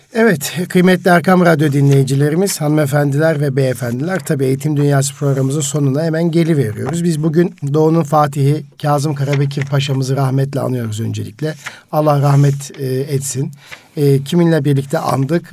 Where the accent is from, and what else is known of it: Karaman Province, Turkey